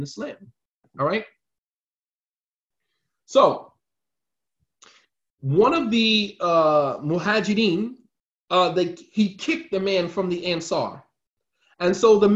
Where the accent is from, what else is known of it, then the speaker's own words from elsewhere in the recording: United States; us as African Americans